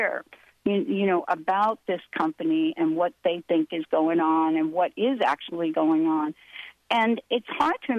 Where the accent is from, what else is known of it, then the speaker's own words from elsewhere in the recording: New Jersey, United States; also born or lived in New York; I was born in New York, grew up in New Jersey.